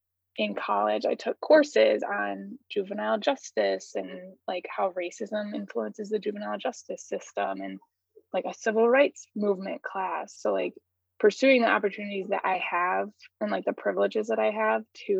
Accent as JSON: {"language": "English", "town": "Flint", "region": "Michigan", "country": "United States", "tie": "born or raised there", "also_born_or_lived": "Cleveland, Ohio", "moved": "yes", "lives_now": "Athens, Georgia, United States", "said": "I was born and raised in Flint, Michigan, but also lived in Cleveland, Ohio for a good part of my life"}